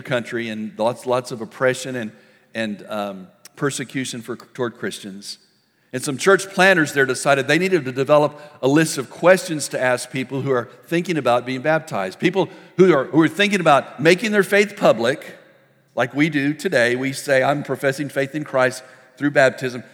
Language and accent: English; El Paso, Texas, United States; When I was a kid, I grew up in El Paso, Texas.